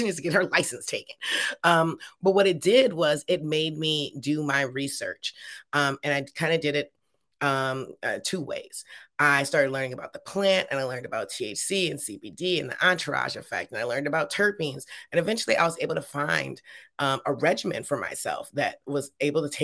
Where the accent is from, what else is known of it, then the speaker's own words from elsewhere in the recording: Detroit, Michigan, United States; moved away as an adult; now in California, United States; I grew up in Detroit in the late 80s